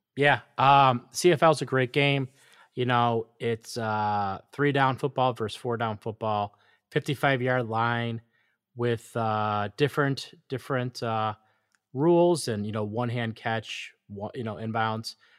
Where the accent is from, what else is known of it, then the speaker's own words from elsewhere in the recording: United States; as an American